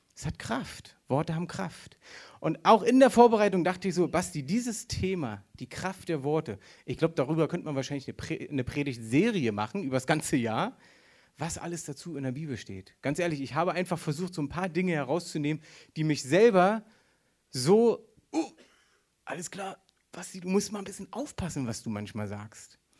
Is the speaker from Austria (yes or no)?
no; Berlin, Germany; Ja, ich bin Berliner. Für die, die es noch nicht wissen, ich bin Berliner